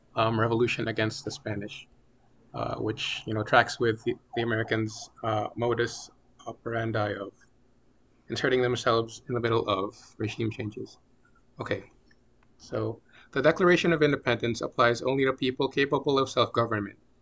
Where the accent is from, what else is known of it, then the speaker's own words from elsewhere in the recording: Philippines; I'm from the Philippines